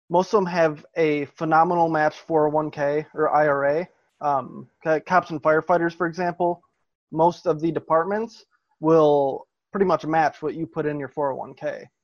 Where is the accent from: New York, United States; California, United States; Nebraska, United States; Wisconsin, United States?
Wisconsin, United States; growing, growing up in Wisconsin, um, it's it's actually pretty normal.